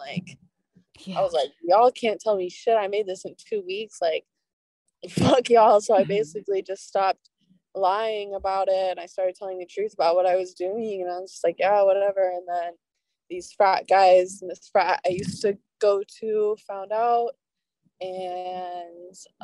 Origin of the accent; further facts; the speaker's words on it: Oregon, United States; my college town, my hometown, all of the state of Oregon